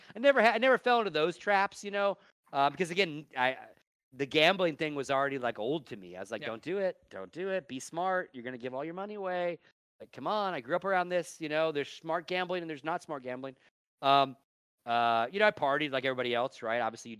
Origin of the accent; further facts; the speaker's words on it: Nevada, United States; I grew up in Nevada.